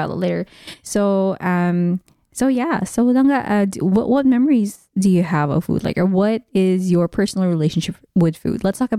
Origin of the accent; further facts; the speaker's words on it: Dubai, United Arab Emirates; I may be Ilonggo by blood, but I was raised here in Dubai.